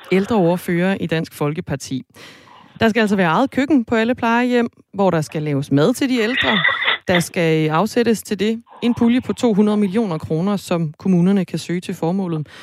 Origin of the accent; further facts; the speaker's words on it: Jutland, Denmark; Nu er jeg også fra Jylland